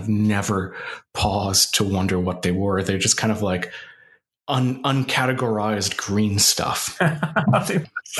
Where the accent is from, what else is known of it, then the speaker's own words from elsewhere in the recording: Pacific Northwest, United States; I grew up in the Pacific Northwest, which is a very mossy place